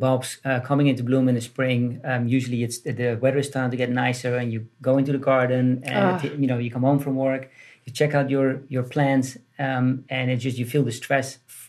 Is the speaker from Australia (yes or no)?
no; Netherlands; accent: Dutch; now in United States; I was born in Holland.